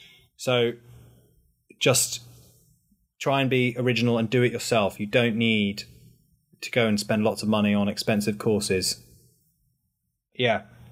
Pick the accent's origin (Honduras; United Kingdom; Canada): United Kingdom; makes you feel very proud to be British. And then I can play up to that whole kind of, I'm your British correspondent